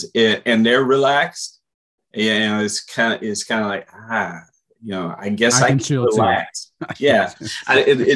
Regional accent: Portland, Texas, United States; So I grew up in Portland, so the shorter one was always exciting to go from Ranzas Pass over to Port

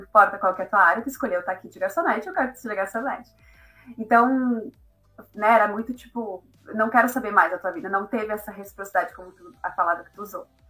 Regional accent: Caxias do Sul, Rio Grande do Sul, Brazil; moved away as an adult; also born or lived in Porto Alegre / Netherlands / Lisbon, Portugal; now in Dublin, Ireland; eu sou gaúcha de Caxias do Sul, no Rio Grande do Sul.

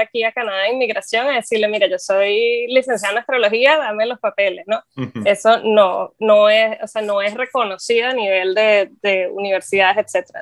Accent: Venezuela; moved away; soy astróloga, soy venezolana.

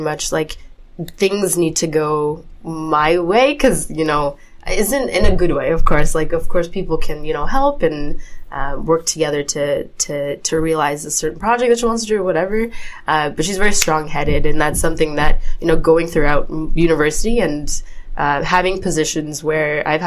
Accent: Toronto, Ontario, Canada; I was born and raised in Toronto, so I fully identify as a Torontonian

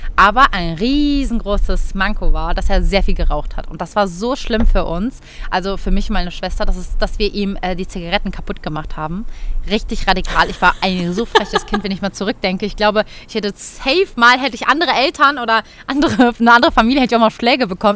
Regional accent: Cologne, North Rhine-Westphalia, Germany; bei uns in Köln

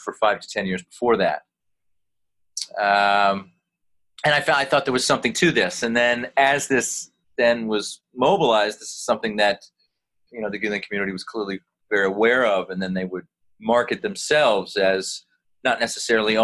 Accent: United States; me as an American non-Muslim

